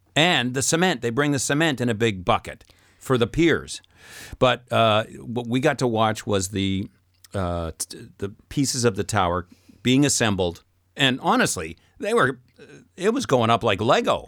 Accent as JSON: {"language": "English", "region": "Saskatchewan", "country": "Canada", "said": "I'm from Saskatchewan"}